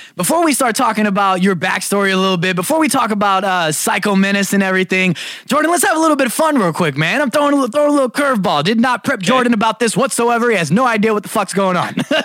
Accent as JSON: {"language": "English", "town": "New York City", "region": "New York", "country": "United States", "tie": "born or raised there", "moved": "yes", "lives_now": "California, United States", "said": "I'm a Brooklyn native"}